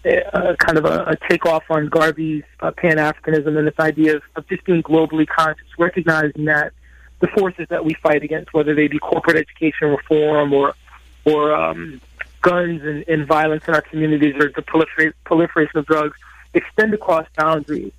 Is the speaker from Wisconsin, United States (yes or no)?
no; Bridgeport, Connecticut, United States; when I was a young person growing up in Bridgeport, Connecticut